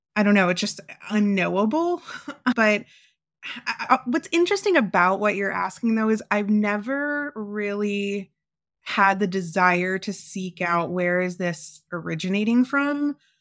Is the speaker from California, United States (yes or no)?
no; Florida, United States; moved away as an adult; now in Phoenix, United States; I'm from Florida, so I'm used to the heat